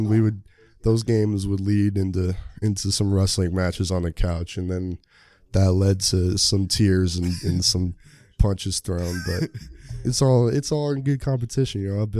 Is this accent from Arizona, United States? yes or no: no; Sammamish, Washington, United States; I'm from Sammamish, Washington, about 30 minutes outside of Seattle.